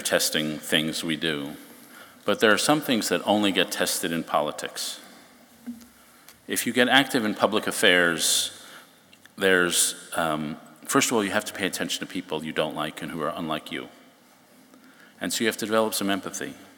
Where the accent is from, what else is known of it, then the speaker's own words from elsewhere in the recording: New York, United States; also born or lived in Chicago; I grew up in New York